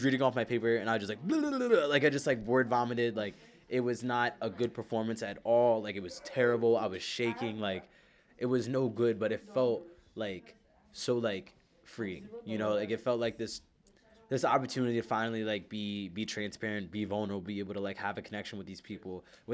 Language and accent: English; Philadelphia, Pennsylvania, United States; I'm from North Philly